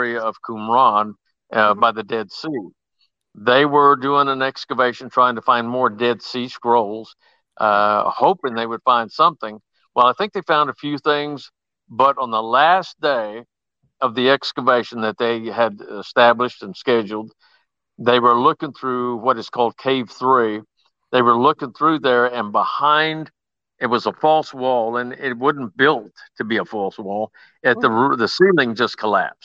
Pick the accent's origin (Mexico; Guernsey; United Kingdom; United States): United States; Lawton, Oklahoma; I grew up in Lawton, Oklahoma